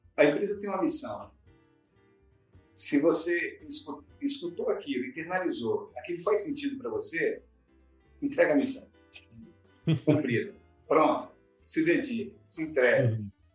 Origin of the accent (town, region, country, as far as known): Cariacica, Espírito Santo, Brazil; born or raised there; also born or lived in Vitória